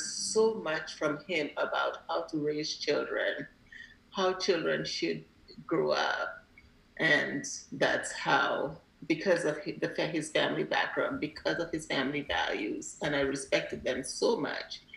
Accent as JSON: {"language": "English", "country": "Grenada", "tie": "born or raised there", "also_born_or_lived": "Alabama / New York", "moved": "yes", "lives_now": "California, United States", "said": "as a child growing up in Grenada"}